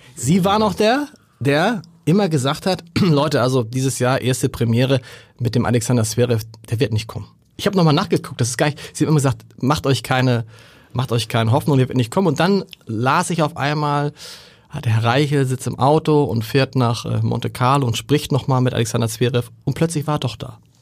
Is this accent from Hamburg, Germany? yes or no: yes; Hamburg, Germany; accent: harter Hamburger Dialekt; mein harter Hamburger Dialekt